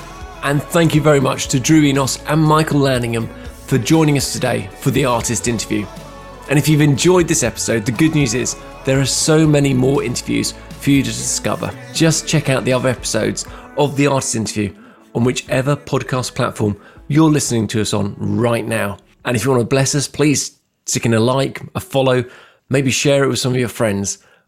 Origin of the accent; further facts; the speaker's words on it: London, United Kingdom; moved away; I am technically a Londoner